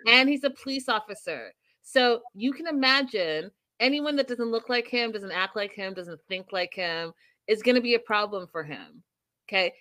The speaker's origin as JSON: {"language": "English", "country": "Canada", "said": "as a Canadian"}